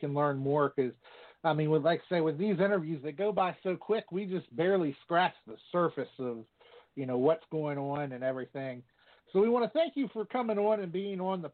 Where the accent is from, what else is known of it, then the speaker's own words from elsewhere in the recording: Virginia, United States; I'm actually from Virginia